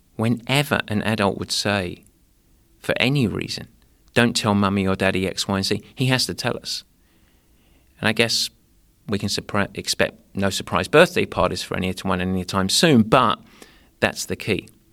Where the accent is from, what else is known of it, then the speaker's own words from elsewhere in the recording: England, United Kingdom; moved away; growing up in England